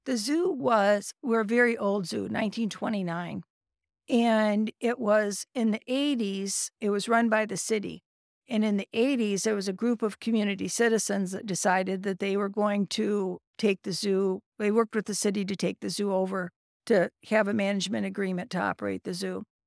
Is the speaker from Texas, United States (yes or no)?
no; Carrollton, Michigan, United States; moved away as an adult; also born or lived in Ohio / Indiana / California; now in Saginaw, United States; I grew up in Carleton, graduated from Carleton High School